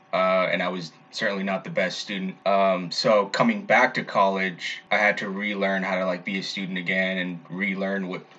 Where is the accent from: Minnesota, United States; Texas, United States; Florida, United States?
Texas, United States; Dallas; I'm a senior communication studies major, and I'm from Dallas, Texas.